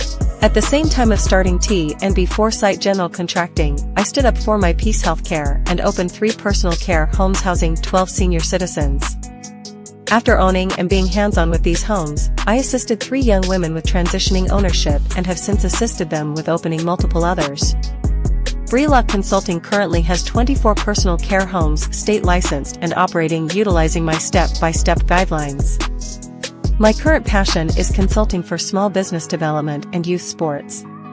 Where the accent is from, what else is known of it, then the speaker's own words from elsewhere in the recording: Panama City, Florida, United States; also born or lived in Texas / Germany; I am from Panama City, Florida, but as a military child, I also lived in Texas and Germany.